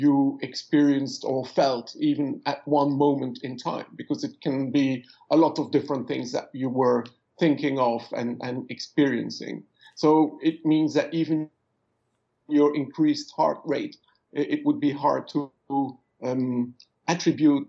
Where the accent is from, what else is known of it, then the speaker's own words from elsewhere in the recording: Bruges, Flanders, Belgium; English is a second language; moved away as an adult; now in London, United Kingdom; I am Belgian. I grew up in Bruges.